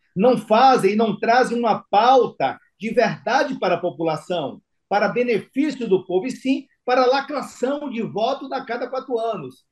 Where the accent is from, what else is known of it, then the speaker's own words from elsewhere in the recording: Brazil; Eu sou brasileiro.